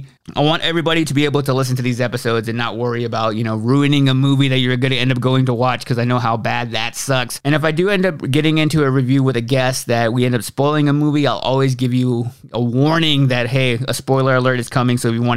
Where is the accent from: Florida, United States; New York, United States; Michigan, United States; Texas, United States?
Texas, United States; Austin; now in Nashville, United States; I live in Nashville, Tennessee. I moved here from Austin, Texas, and I've been in Nashville for about 4 years now.